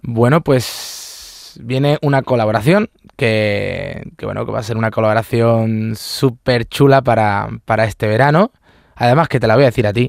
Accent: Córdoba, Andalusia, Spain; ir a mi tierra

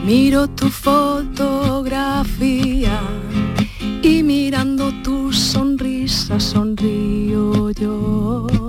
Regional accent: Iznájar, Andalusia, Spain; de donde soy yo

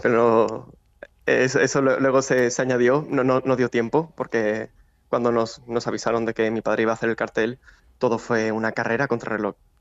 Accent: Seville, Andalusia, Spain

